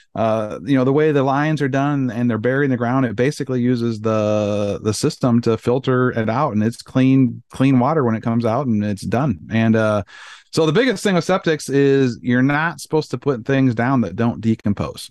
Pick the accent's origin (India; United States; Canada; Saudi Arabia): United States; Iowa; moved away; I grew up on Iowa and drank out of a well my entire life